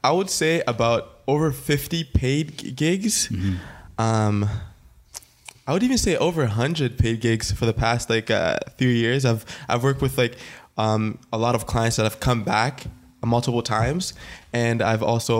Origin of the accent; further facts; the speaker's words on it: Ottawa, Ontario, Canada; I am a photographer from Ottawa